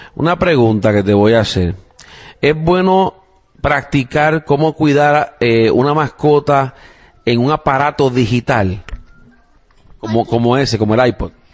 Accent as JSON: {"language": "Spanish", "country": "Puerto Rico", "tie": "born or raised there", "moved": "yes", "lives_now": "United States", "said": "Yo soy puertorriqueño. pero o sea, no nacido aquí en los Estados Unidos, he nacido y criado en Puerto Rico"}